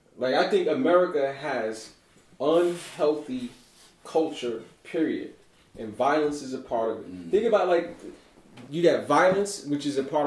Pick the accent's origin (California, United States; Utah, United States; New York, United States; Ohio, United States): New York, United States; New York City; growing up in Brooklyn in the time that I grew up. And metal detectors was in our school in 1986 in high school.